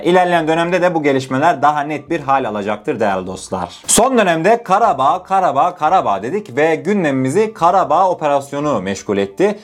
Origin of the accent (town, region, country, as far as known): Turkey